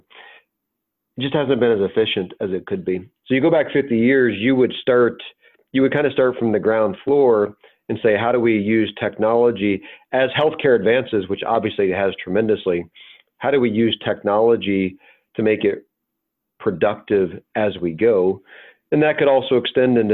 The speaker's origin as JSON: {"language": "English", "region": "the South", "country": "United States", "tie": "born or raised there", "said": "I grew up in the South"}